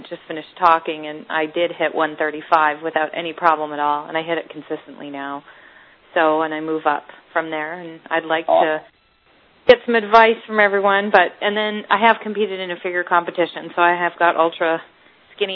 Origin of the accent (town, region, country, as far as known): Northern British Columbia, Canada; moved away as an adult; now in United States